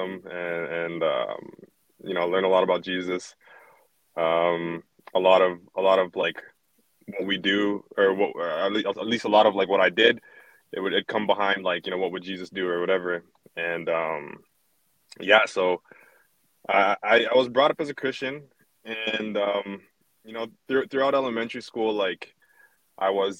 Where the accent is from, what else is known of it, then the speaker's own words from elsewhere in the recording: Canada; I was born here in Canada